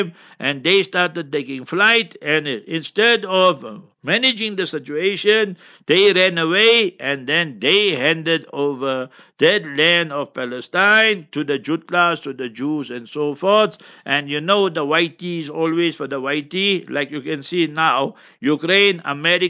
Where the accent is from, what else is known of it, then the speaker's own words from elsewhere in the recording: Heidelberg, Gauteng, South Africa; my hometown, Heidelberg